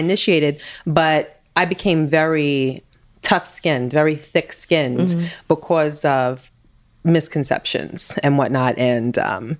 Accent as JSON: {"language": "English", "town": "New York City", "region": "New York", "country": "United States", "tie": "born or raised there", "also_born_or_lived": "Queens", "said": "Growing up in Queens, Brooklyn, originally from Brooklyn, and then I moved to Queens when I was 14"}